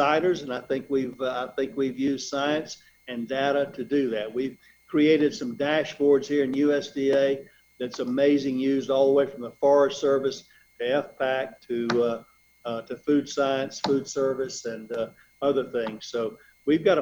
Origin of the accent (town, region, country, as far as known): Middle Georgia, United States; born or raised there; also born or lived in Ohio / North Carolina